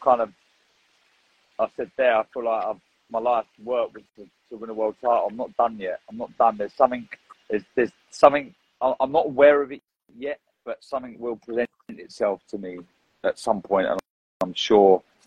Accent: London, United Kingdom; I'm from North London and everyone is Arsenal or Tottenham, literally

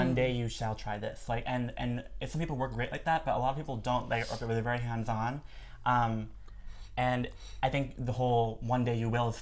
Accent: Minnesota, United States; I'm from Minnesota

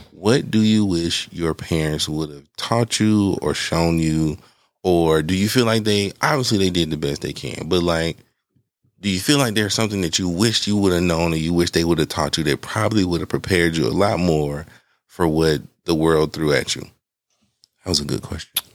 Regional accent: Atlanta, Georgia, United States; growing up on Bankhead, like we took, we took field trips to, to jail

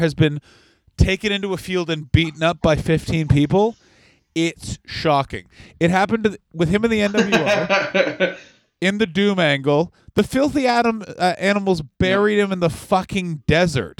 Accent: Ottawa, Ontario, Canada; the Ottawa Rough Riders, my hometown Canadian Football League team

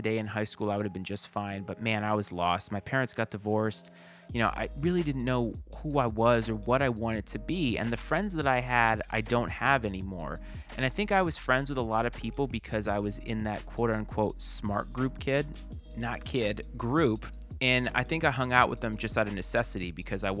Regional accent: Bristol, Rhode Island, United States; moved away as an adult; I was born and raised in Bristol, Rhode Island

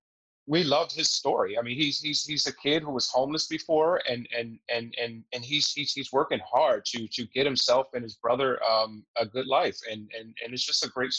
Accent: Baltimore, Maryland, United States; I grew up in East Baltimore myself.

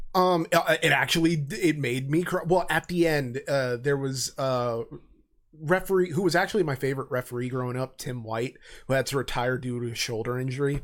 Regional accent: United States; being an American

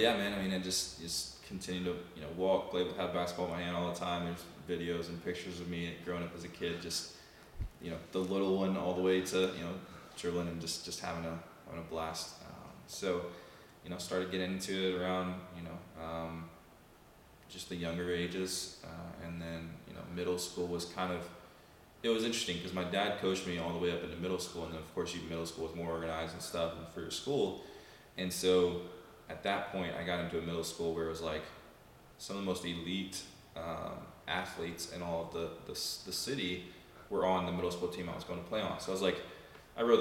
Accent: Huntsville, Alabama, United States; moved away as an adult; also born or lived in Mobile, Alabama / Georgia / Florida; born and raised in Huntsville, Alabama

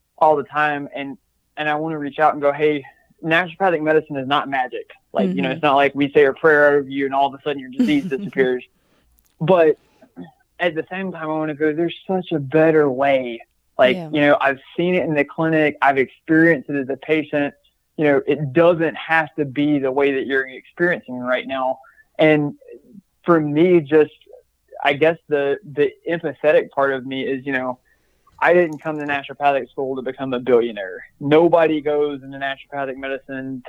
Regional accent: Georgia, United States; moved away as an adult; now in Phoenix, United States; I'm from Georgia

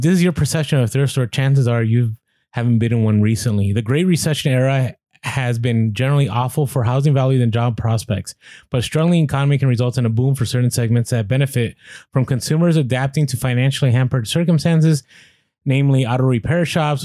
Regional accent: San Francisco, California, United States; moved away; I grew up ride in Muni, which Muni is the bus uh the bus company out there

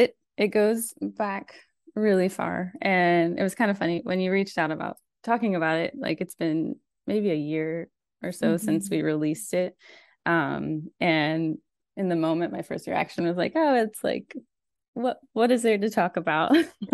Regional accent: Almaty, Kazakhstan; moved away as an adult; now in United States; Well, I grew up in Almaty, Kazakhstan. So I was there from the time I was 5 until about 20 or 21. And so I'm a third culture kid

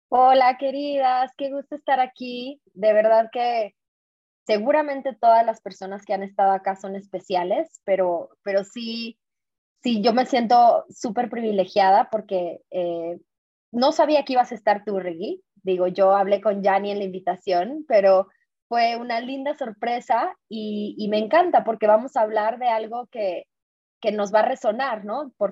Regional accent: San Luis Potosí, Mexico; moved away as an adult; also born or lived in Ciudad Juárez; now in Guadalajara, Mexico; yo vivo en Guadalajara, pero en realidad soy, siempre digo como, yo soy potosina de nacimiento, juarense de corazón y tapatía de, por convicción. ¿Y por qué? Porque, bueno, nací en San Luis Potosí, ahí obviamente ahorita todavía está toda mi familia

